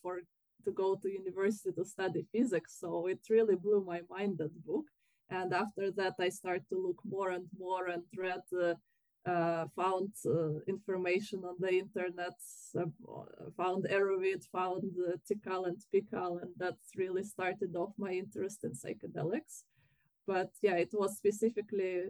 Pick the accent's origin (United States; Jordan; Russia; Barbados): Russia; now in United Kingdom; I'm from Russia.